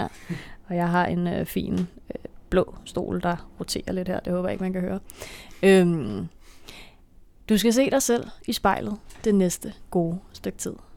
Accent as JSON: {"language": "Danish", "country": "Denmark", "said": "jeg er jo dansker"}